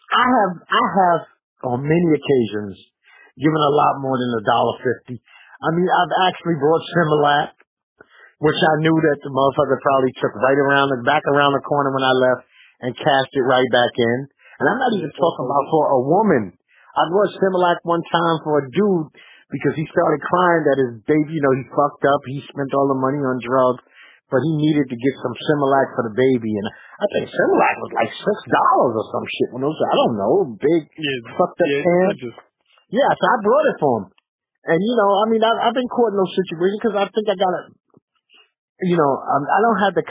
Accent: New York City, New York, United States; I'm from Bed-Stuy

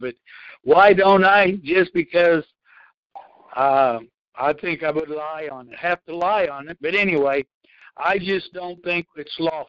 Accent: Oklahoma, United States; Well, I was born in Oklahoma.

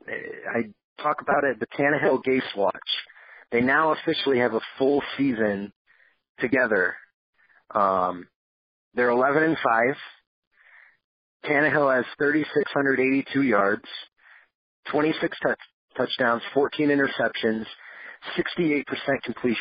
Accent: Western New York, United States; moved away; my hometown, my home county, my home region

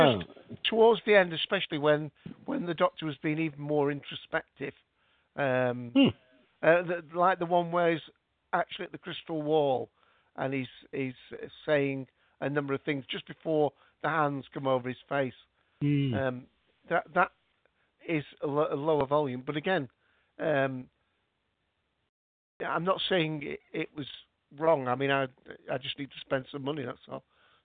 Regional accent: Scotland, United Kingdom; I'm Scottish, so it's not the accent that's the problem.

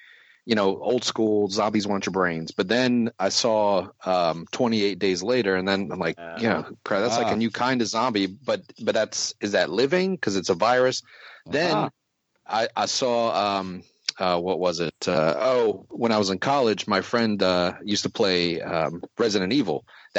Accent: Silver Spring, Maryland, United States; also born or lived in Washington, D.C.; I was born in DC. I grew up in the suburbs in Silver Spring, Maryland.

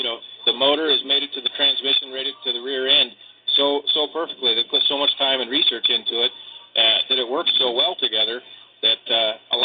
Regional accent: Parker, Arizona, United States; I grew up here in Parker

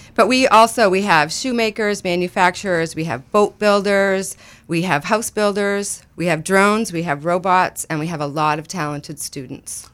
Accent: Turner, Maine, United States; moved away as an adult; also born or lived in Denver; I grew up in Turner my whole life, um, moved out west for about twenty years. I'm just relocating back.

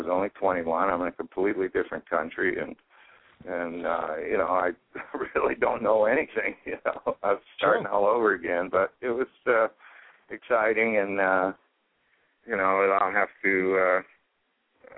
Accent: Toronto, Ontario, Canada; also born or lived in Ottawa; I was born in Toronto, I ended up in Ottawa, which is the capital of the country, when I was a teenager, and that's where I started playing

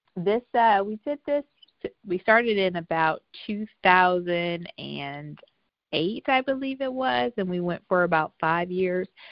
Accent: Tampa, Florida, United States; moved away as an adult; now in Los Angeles, United States; I am originally from Tampa, Florida, but I have been in Los Angeles for almost uh, 15 years

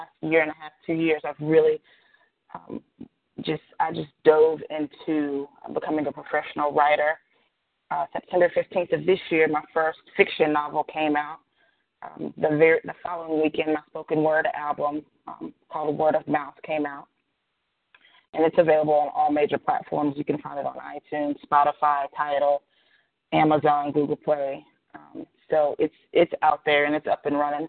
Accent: Mississippi, United States; I'm a Mississippi girl. I'm from the South, from the deep South. I was born and raised in the South. I still live in Mississippi

